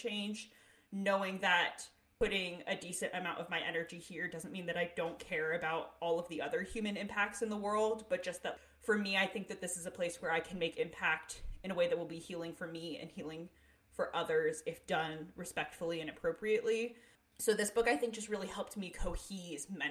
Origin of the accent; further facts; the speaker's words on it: Northeast, United States; now in Pacific Northwest, United States; it's much different out here than it is where I grew up in the Northeast